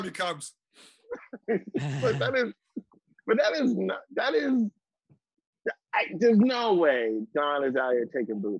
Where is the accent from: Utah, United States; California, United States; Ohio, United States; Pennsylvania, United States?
California, United States; San Francisco; man, I'm from San Francisco. I'm from San Francisco.